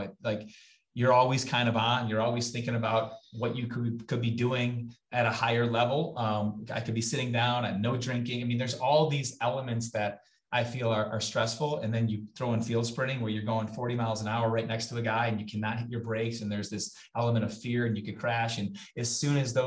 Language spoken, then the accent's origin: English; Kenosha, Wisconsin, United States; my hometown. It's Kenosha, Wisconsin. That's where I was born and raised